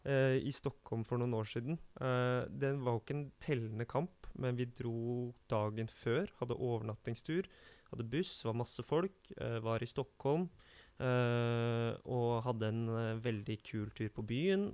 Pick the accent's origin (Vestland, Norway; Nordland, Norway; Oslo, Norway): Oslo, Norway; Jeg er fra Kjelsås